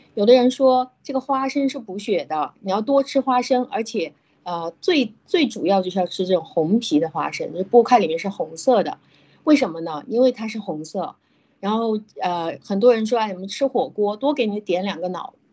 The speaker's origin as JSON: {"language": "Chinese", "country": "China", "said": "我们中国"}